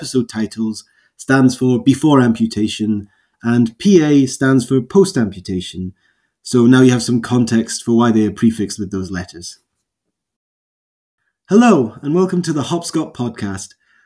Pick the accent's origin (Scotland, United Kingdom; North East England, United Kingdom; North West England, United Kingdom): Scotland, United Kingdom; Highlands of; I grew up in the Highlands of Scotland